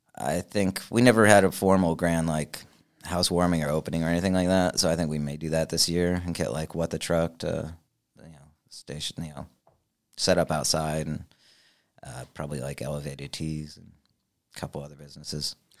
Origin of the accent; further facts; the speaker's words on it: Richmond, United States; moved away; I was born in Richmond